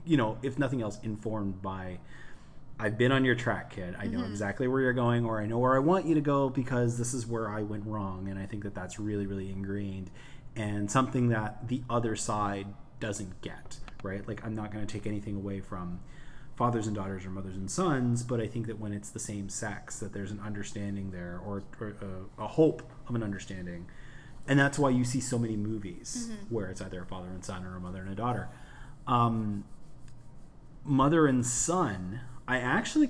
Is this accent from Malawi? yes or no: no; Canada; we're Canadian